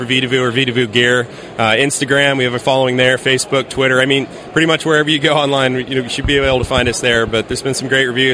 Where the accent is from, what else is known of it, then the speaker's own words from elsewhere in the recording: Casper, Wyoming, United States; also born or lived in Laramie, Wyoming; I was born and raised in Casper on the North Platte, but went to school at the university down in Laramie